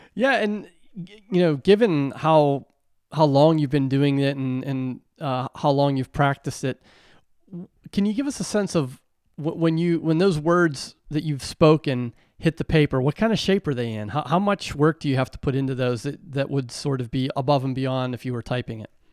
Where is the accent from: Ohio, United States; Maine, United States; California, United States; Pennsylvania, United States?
Pennsylvania, United States; Western; growing up in Western Pennsylvania